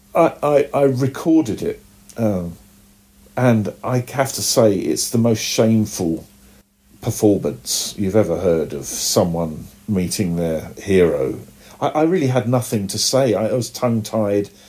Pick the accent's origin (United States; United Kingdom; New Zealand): United Kingdom; accent: British; my British accent